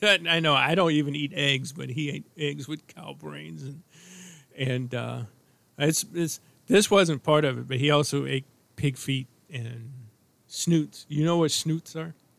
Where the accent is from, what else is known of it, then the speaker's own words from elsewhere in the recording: St. Louis, Missouri, United States; I was born in St. Louis